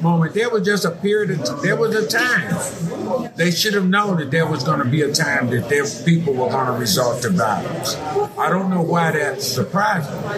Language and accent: English; Gary, Indiana, United States; moved away as an adult; also born or lived in Dallas, Texas; now in Houston, United States; Born and raised in Gary, Indiana